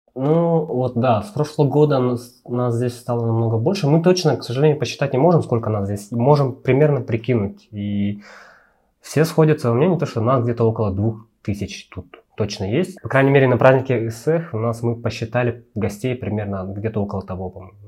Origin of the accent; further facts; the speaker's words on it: Sakha Republic, Russia; moved away as an adult; now in Almaty, Kazakhstan; я не казах, я сахар